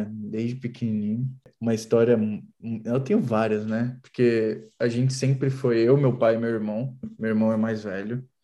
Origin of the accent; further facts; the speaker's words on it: Rio de Janeiro, Brazil; Eu, na verdade, eu cresci no Rio de Janeiro, né?